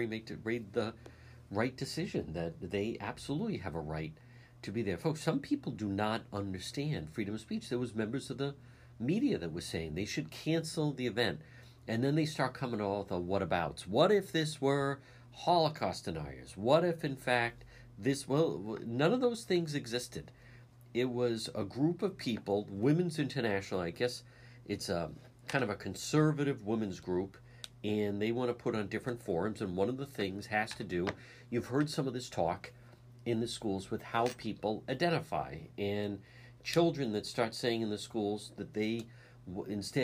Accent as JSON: {"language": "English", "town": "Cranston", "region": "Rhode Island", "country": "United States", "tie": "born or raised there", "said": "my library growing up in Edgewood."}